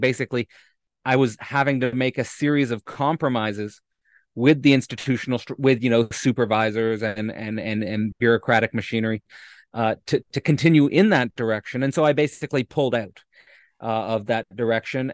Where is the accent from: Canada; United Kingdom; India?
Canada; Hamilton, Ontario; moved away as an adult; born and raised in Hamilton, Ontario